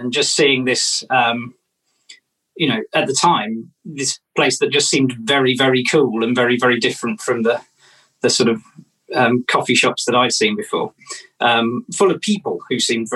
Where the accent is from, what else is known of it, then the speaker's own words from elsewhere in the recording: Wellington, West Midlands, United Kingdom; moved away; also born or lived in London; I'm from Wellington